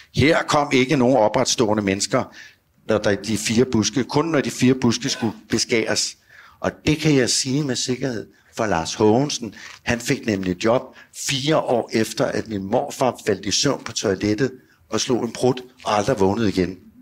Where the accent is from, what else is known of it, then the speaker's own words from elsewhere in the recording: Virum, Capital Region of Denmark, Denmark; also born or lived in Copenhagen; Hjemme i Sorgenfri